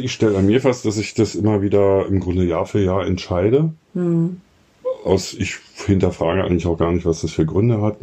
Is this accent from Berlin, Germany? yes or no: yes; Berlin, Germany